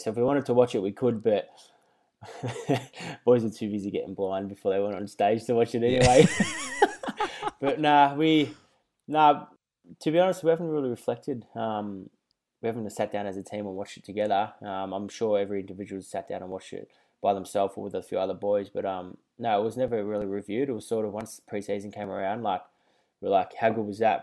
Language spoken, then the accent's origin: English; Melbourne, Victoria, Australia; moved away; I grew up in Carlton